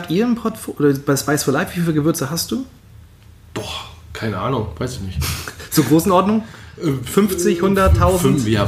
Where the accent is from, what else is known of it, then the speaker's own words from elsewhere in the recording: North Rhine-Westphalia, Germany; Ich komme aus Rheinland.